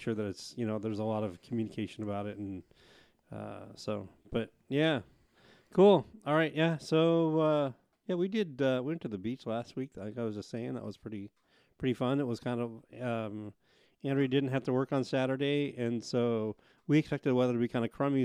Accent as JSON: {"language": "English", "town": "Portland", "region": "Oregon", "country": "United States", "tie": "born or raised there", "also_born_or_lived": "Clackamas River, Oregon"}